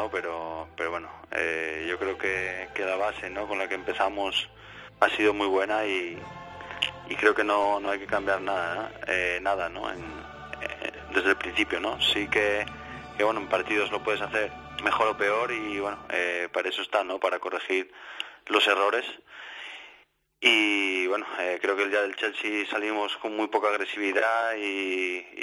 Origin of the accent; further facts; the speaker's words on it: Spain; por mí siendo español, ¿no? Eh, espero que lo hagan